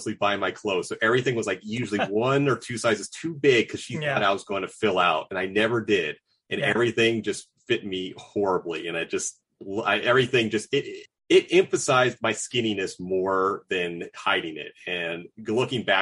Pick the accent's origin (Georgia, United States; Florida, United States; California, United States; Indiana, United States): Florida, United States; South; I grew up in the South Florida metro area. So I wasn't in Miami, but I was, I guess, 25, 30 miles from Miami.